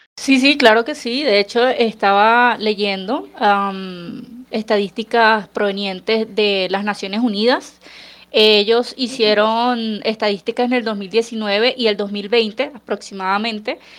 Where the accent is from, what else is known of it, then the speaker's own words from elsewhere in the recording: Caracas, Capital District, Venezuela; moved away as an adult; now in Colombia; yo que soy de Caracas, básicamente la ventana de mi, de mi cocina daba hacia el Ávila